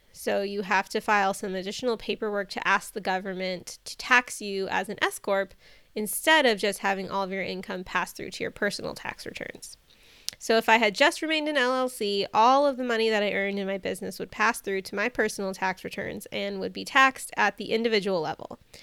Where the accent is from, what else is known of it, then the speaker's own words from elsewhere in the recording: Bay Area, California, United States; moved away; my husband and I were both born and raised in the Bay Area